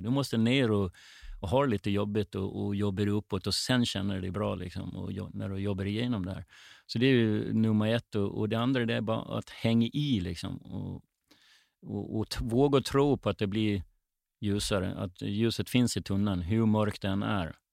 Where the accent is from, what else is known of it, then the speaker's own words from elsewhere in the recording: Gotland, Sweden; now in Stockholm, Sweden; Uppväxt, född och uppväxt på Gotland med sandstränder runt hela ön